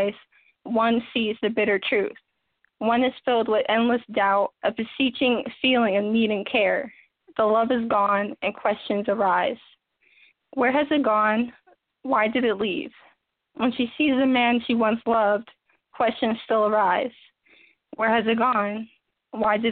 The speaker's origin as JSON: {"language": "English", "region": "New Jersey", "country": "United States", "said": "I'm from Jersey, Raleigh, New Jersey"}